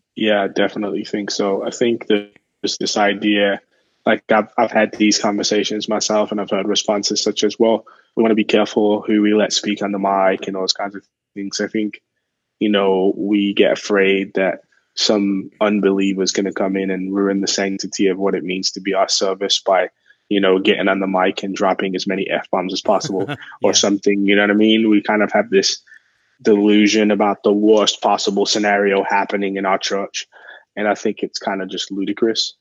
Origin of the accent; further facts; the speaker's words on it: England, United Kingdom; moved away; I'm originally from England